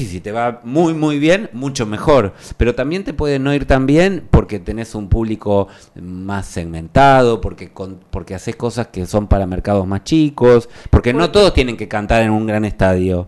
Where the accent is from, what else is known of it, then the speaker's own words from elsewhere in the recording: Argentina; En Argentina todos somos muy usuarios del Netflix